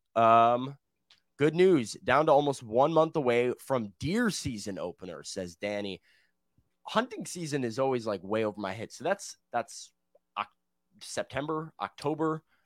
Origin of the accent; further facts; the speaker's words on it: Chicago, Illinois, United States; now in Nashville, United States; growing up in Chicago